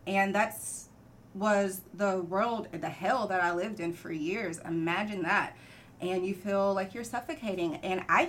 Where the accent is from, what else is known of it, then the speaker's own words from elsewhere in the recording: North Carolina, United States; moved away; also born or lived in Texas; I was born and raised in North Carolina